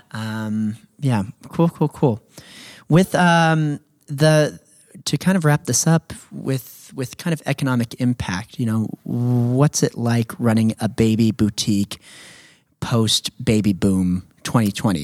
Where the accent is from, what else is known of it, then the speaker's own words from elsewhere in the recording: Redding, California, United States; your husband Cody and I grew up in Enterprise